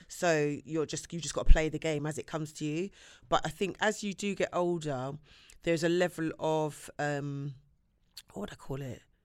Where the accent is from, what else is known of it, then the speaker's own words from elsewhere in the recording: London, United Kingdom; I'm from Shepherd's Bush